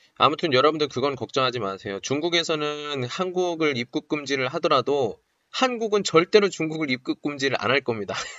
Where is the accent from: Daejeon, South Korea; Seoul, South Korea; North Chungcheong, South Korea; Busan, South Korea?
Daejeon, South Korea; moved away as an adult; now in Qingdao, China; 제 대전 사람인데